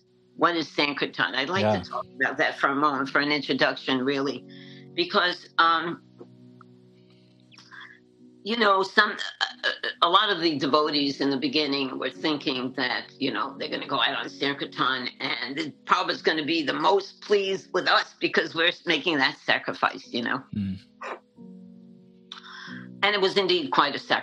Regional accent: New York City, New York, United States; also born or lived in Manhattan, New York / Vermont / Jagannath Puri, India; now in Alachua, United States; I'm from Brooklyn, New York, and I grew up in the 1960s

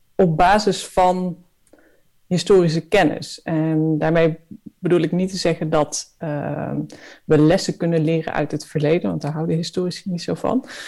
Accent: Netherlands; als Nederlanders

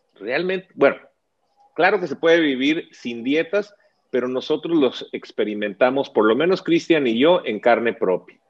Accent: Mexico; nosotros como latinos y mexicanos

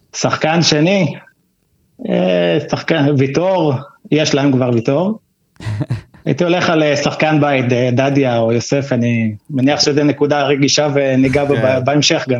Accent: Mitzpe Ramon, Southern District, Israel; moved away as an adult; now in Kibbutz Na'an, Israel; אני במקור ממצפה רמון, ככה שבאר שבע תמיד הייתה העיר הגדולה שלנו

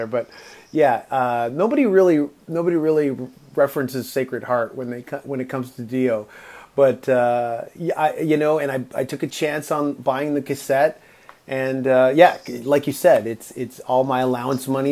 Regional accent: Toronto, Ontario, Canada; I grew up in Toronto

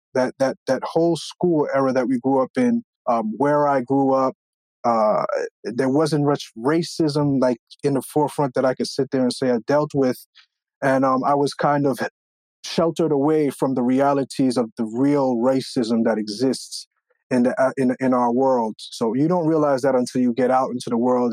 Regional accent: Long Island, New York, United States; also born or lived in Brooklyn, New York; we were able to move further out east, out into uh, Long Island

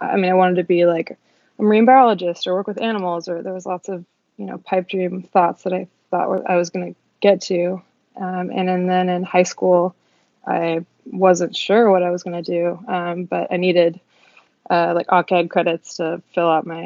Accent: Seattle, Washington, United States; I'm from Seattle, Washington. Born and raised

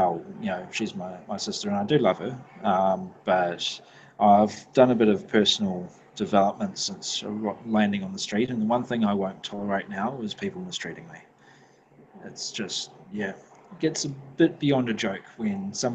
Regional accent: New Zealand; accent: New Zealand; now in Brisbane, Australia; I'm a New Zealander

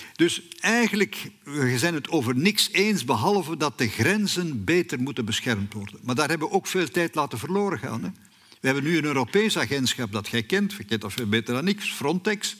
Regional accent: Flanders, Belgium; bij ons in Vlaanderen

